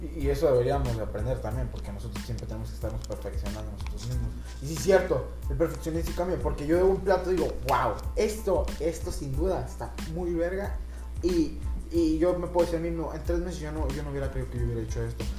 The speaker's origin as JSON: {"language": "Spanish", "country": "Mexico", "said": "como latinoamericanos, como mexicanos"}